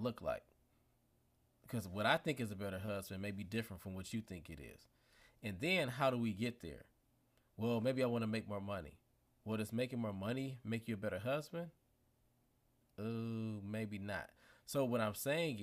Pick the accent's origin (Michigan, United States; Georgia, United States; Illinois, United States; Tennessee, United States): Michigan, United States; Detroit; I'm from Detroit